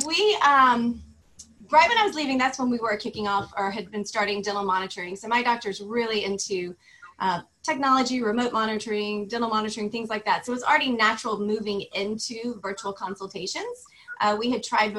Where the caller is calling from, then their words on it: Florida, United States; also born or lived in Beverly Hills; I am calling in from Florida